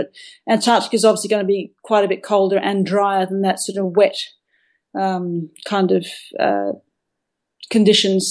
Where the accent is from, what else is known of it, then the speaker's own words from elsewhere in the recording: Perth, Western Australia, Australia; my home where I grew up in Perth